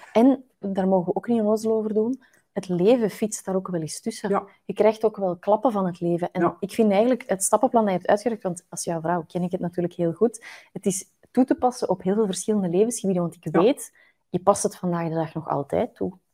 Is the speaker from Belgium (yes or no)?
yes; Flanders, Belgium; In Vlaanderen hebben we het ook nogal graag normaal